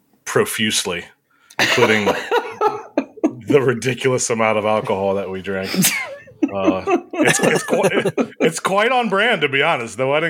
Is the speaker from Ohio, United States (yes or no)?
yes; Ohio, United States; also born or lived in Columbus, Ohio / Canton, Ohio; I'm from Ohio. I just moved just south of Akron